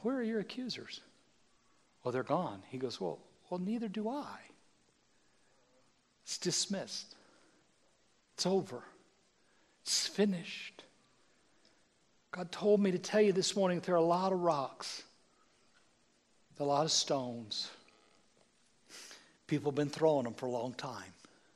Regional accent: United States; I'm an American

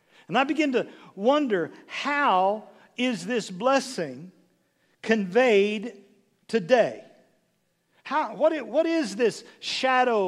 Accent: Severy, Kansas, United States; moved away; I'm just from Severy, Kansas. 9 kids in my class, 54 in the whole school.

